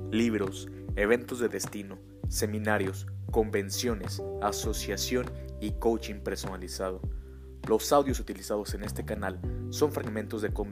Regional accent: Mexico; born or raised there

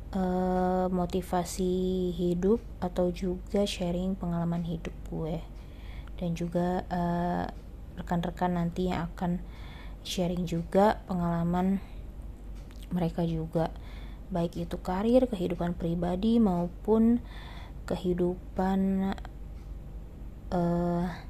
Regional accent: Jakarta, Indonesia; also born or lived in Sungai Penuh, Jambi; gua berasal, eee, dan lahir dari kota Sungai Penuh di Provinsi Jambi dan sejak kecil gua tinggal di Jakarta bersama dengan kedua orang tua gua

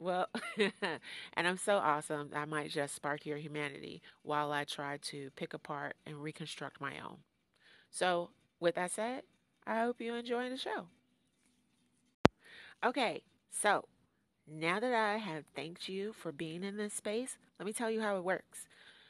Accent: New York, United States; accent: New York; don't really have a New York accent anymore. And I used to live in England. Of course, I'm not British born, so I didn't keep my accent.

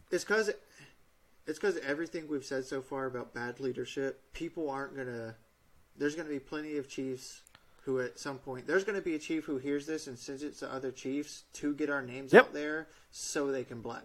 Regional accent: United States; I'm an American who signed up to serve the Navy

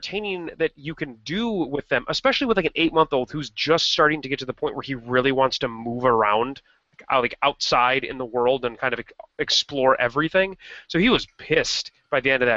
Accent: Rockford, Illinois, United States; moved away; Rockford, which is you and my hometown

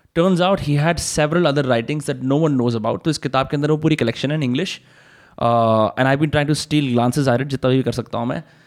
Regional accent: Faridabad, Haryana, India; मैं भी फरीदाबाद का

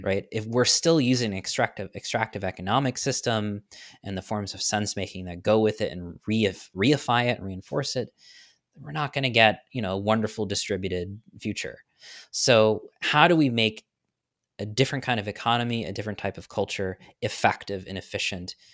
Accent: New York, United States; now in Florida, United States; I'm from New York, so I'm a bit of a transplant in Florida

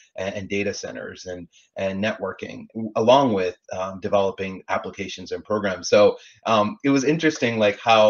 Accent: Canada; now in Los Angeles, United States; I was born and raised in Canada, like you mentioned, grew up playing hockey.

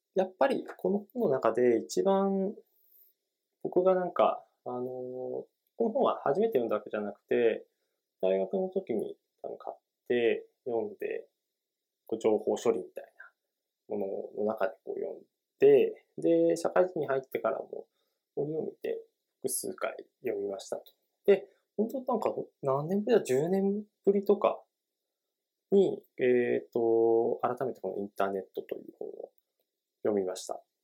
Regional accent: Tochigi, Japan; 僕も、あの、栃木の出身で結構田舎なので

